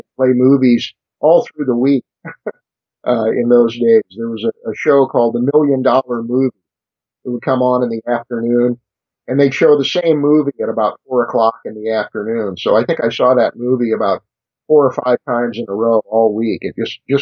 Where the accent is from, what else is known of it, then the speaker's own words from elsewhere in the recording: Costa Mesa, California, United States; also born or lived in Pasadena, California / New York; grew up about an hour south of there, Costa Mesa, California, which is exactly where I am now